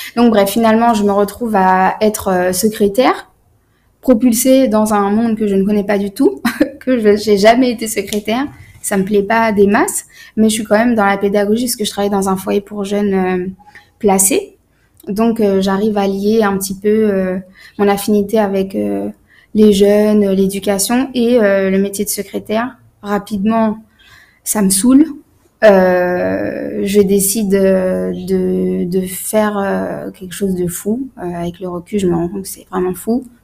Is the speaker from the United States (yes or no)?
no; France; je, suis née en France, j'ai grandi en France